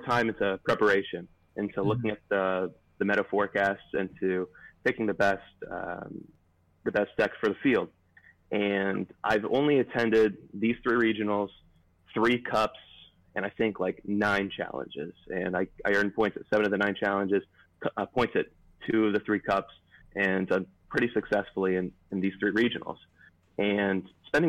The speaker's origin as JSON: {"language": "English", "town": "Cincinnati", "region": "Ohio", "country": "United States", "tie": "born or raised there", "lives_now": "Sandusky, United States", "said": "my hometown's in Cincinnati. I move up to Sandusky, so I play in the northern Ohio region"}